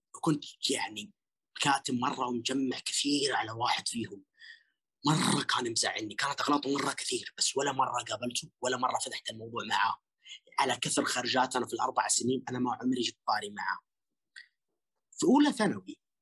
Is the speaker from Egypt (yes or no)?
no; Western Region, Saudi Arabia; احنا كلنا من الغربية